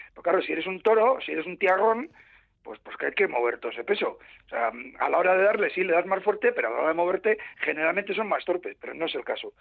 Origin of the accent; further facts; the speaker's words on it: Bilbao, Basque Country, Spain; yo soy de Bilbao.